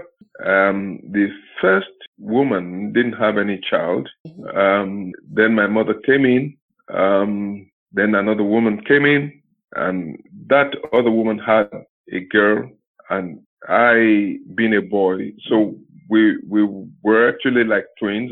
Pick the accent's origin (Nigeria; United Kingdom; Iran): Nigeria; Ondo; I started from St. Mary's Primary School, somewhere in town, Ondo Town